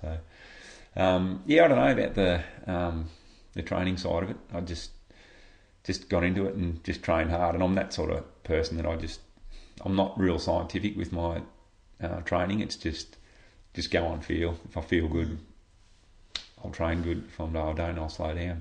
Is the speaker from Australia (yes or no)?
yes; Shepparton, Victoria, Australia; moved away as an adult; now in Echuca, Australia; growing up in Shep, I was a swimmer.